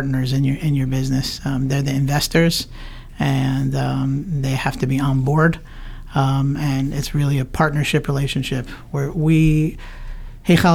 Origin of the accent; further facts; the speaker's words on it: Teaneck, New Jersey, United States; also born or lived in Englewood, New Jersey / Linden, New Jersey; I grew up in Teaneck, lived here my whole life